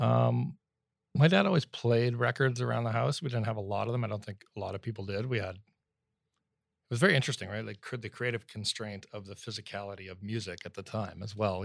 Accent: Sudbury, Ontario, Canada; now in Vancouver, Canada; I grew up in, uh, Northern Ontario, Sudbury.

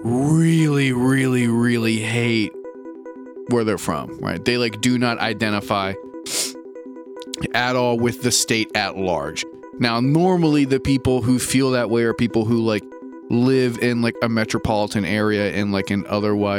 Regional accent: Maryland, United States; I'm from Maryland

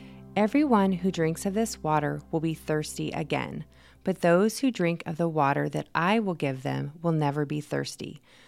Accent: Manteca, California, United States; Cows, lots of farms. And there was a sugar plant. So when you drove through Manteca, you knew it because it smell

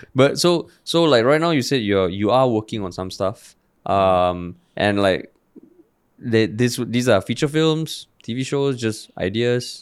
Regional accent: Singapore; growing up in Singapore

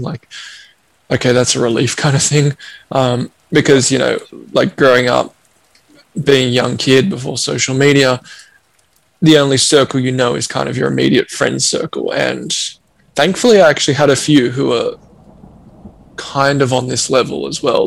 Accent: Australia; growing up in Australia

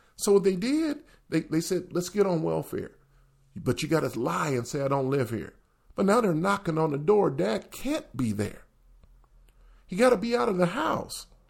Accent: the South, United States; moved away; also born or lived in the North; growing up in the South

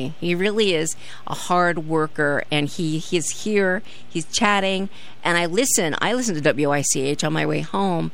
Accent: California, United States; now in Norwich, United States; As a Californian

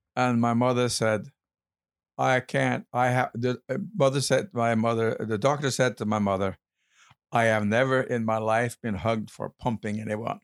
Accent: Kragerø, Vestfold og Telemark, Norway; now in United States; I was born in Kragerø, a town in southern Norway

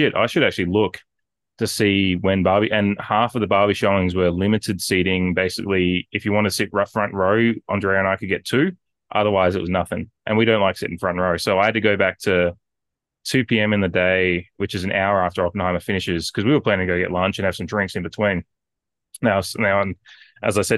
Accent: Australia; as an Australian

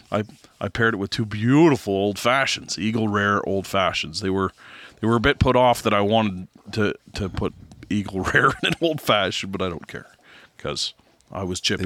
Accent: Canada

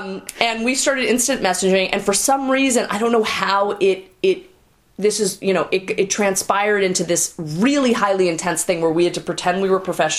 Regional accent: Newton, Massachusetts, United States; Everybody hated me because I was Jewish. I grew up in Newton, Massachusetts.

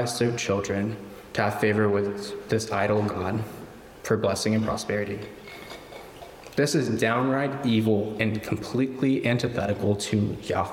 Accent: Florida, United States; growing up in Florida, like the sun and the humidity

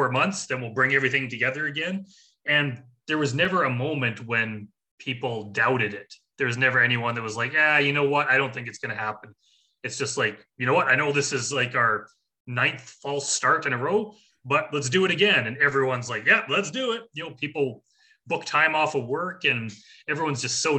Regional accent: Canada; we're Canadian

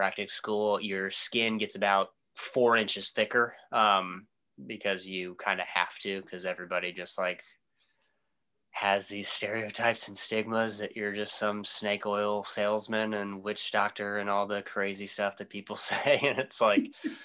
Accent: Oakland City, Indiana, United States; now in Indianapolis, United States; I'm some kid from Oakland City

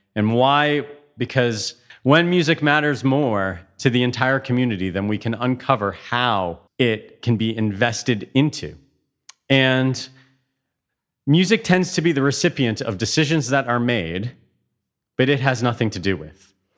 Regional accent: Toronto, Ontario, Canada; moved away as an adult; also born or lived in Hamilton; now in Europe; I grew up in Toronto.

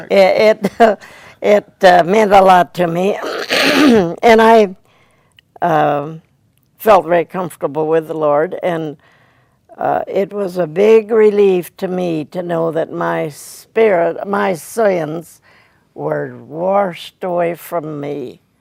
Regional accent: Caldwell, Idaho, United States; Caldwell, Idaho.

